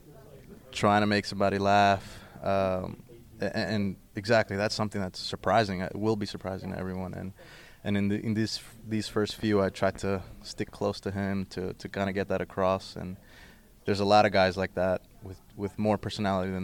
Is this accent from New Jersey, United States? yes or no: yes; Jersey City, New Jersey, United States; I was born and raised in Jersey City